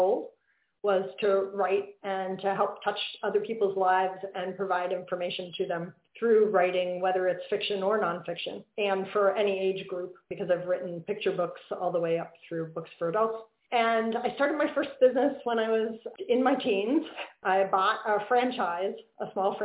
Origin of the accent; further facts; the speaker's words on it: Pennsylvania, United States; I grew up in Pennsylvania.